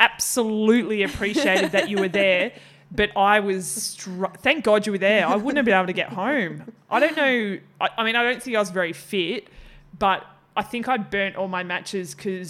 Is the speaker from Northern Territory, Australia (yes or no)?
no; Tasmania, Australia; And then I grew up in Tassie, so that was a different ball game altogether.